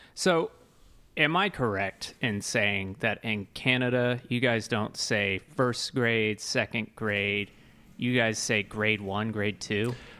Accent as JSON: {"language": "English", "country": "United States", "tie": "born or raised there", "said": "American born and bred"}